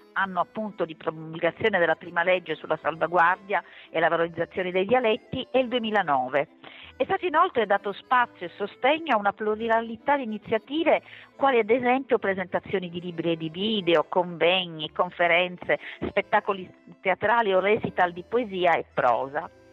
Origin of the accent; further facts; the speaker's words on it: Sicily, Italy; Addirittura io parlo della mia Sicilia